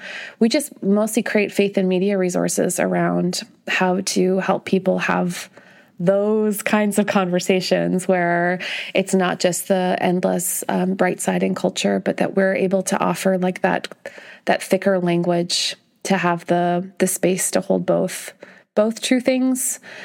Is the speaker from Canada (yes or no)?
yes; Canada; moved away; I'm the kind of Canadian who brings it up this early, I guess, in the conversation. So I'm from Canada